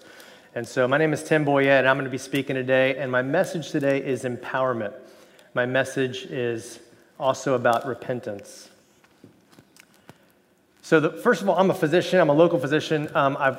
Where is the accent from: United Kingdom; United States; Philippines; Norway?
United States; Miami, Florida; I grew up in Miami, Florida